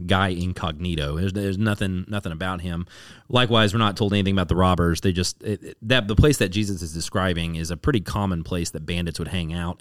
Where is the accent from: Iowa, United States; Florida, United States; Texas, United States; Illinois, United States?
Texas, United States; DFW area; now in Austin, United States; I grew up in the DFW area